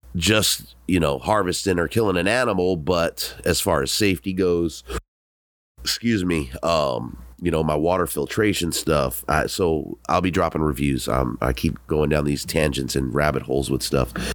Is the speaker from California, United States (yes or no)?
yes; Southern California, United States; I'm from Southern California.